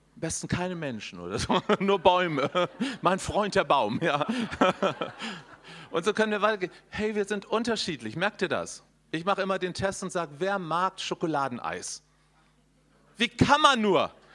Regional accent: Northern Germany, Germany; ich komme aus Norddeutschland

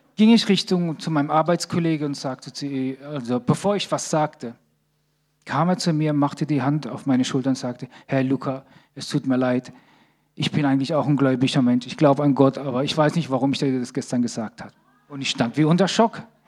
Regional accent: Sicily, Italy; also born or lived in Bad Krozingen; now in Germany; Ich komme aus Sizilien, in meinem Dorf gibt es acht Kirchen

